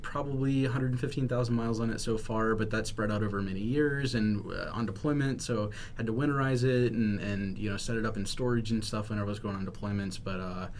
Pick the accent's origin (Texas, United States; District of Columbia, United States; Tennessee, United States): Texas, United States; moved away as an adult; now in Washington, United States; So my hometown was wiped out